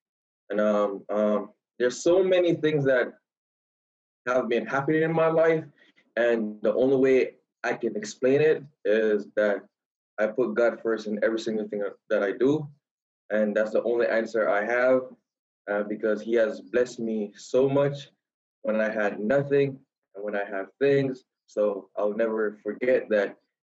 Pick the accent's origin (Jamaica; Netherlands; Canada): Jamaica; Kingston; moved away as an adult; also born or lived in Kansas, United States; I was born and raised in Kingston, Jamaica.